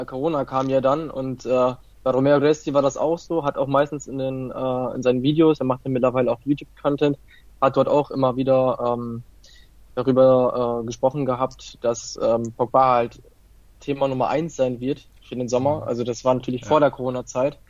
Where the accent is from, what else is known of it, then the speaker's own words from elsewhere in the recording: Italy; ich bin Italiener